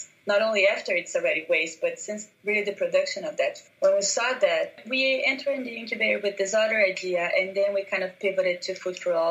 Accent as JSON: {"language": "English", "town": "Curitiba", "region": "Paraná", "country": "Brazil", "tie": "born or raised there", "also_born_or_lived": "New York City", "second_language": "English", "lives_now": "Curitiba, Brazil", "said": "I was born in Curitiba, which is a town in Brazil"}